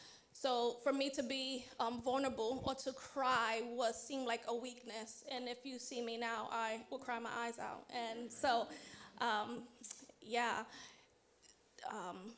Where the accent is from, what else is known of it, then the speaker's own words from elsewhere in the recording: New York City, New York, United States; I was born and raised in Harlem, New York City